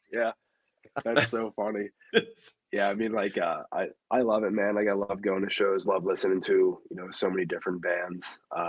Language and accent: English; Philadelphia, Pennsylvania, United States; I, again, too, like I grew up in Philly, just, he was at every show.